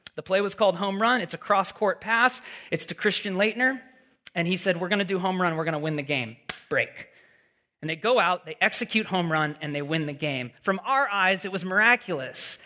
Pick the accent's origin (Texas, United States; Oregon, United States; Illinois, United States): Oregon, United States; Portland; moved away as an adult; now in Redwood City, United States; we're originally from Portland, Oregon